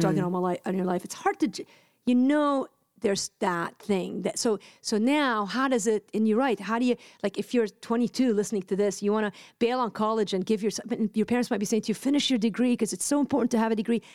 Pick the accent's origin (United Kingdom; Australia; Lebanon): Lebanon; moved away; I'm Lebanese. I grew up in Lebanon